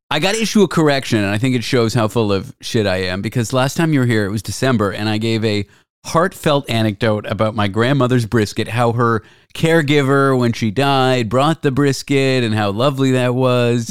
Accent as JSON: {"language": "English", "town": "Toronto", "region": "Ontario", "country": "Canada", "tie": "born or raised there", "said": "Growing up in Toronto"}